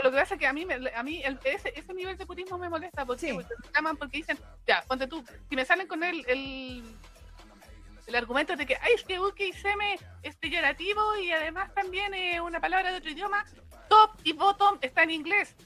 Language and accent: Spanish; Chile; nosotros hablemos como chilenos